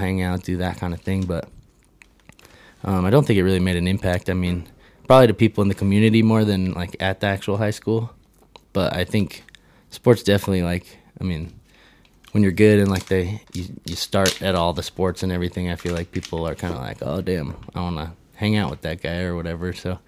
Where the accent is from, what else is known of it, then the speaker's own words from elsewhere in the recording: Colorado Springs, Colorado, United States; I mean, we grew up in Northgate, Colorado Springs.